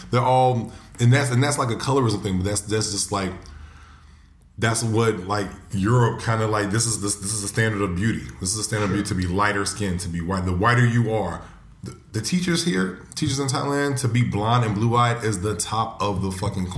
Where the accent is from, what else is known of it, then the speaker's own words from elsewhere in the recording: United States; Yeah, because I'm American.